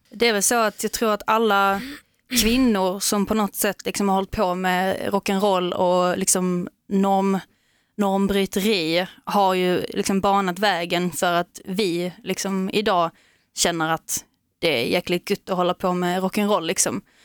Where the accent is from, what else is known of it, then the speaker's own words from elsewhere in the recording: Veberöd, Skåne, Sweden; när man växte upp att man inte riktigt passar in i normerna liksom som de hade i Veberöd där vi kommer ifrån från mm. början